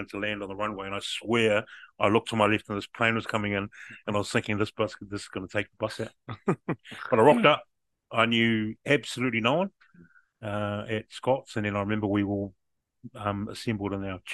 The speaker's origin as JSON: {"language": "English", "town": "Petone", "region": "Wellington", "country": "New Zealand", "tie": "born or raised there", "said": "growing up in Petone, obviously, I started at Petone Central"}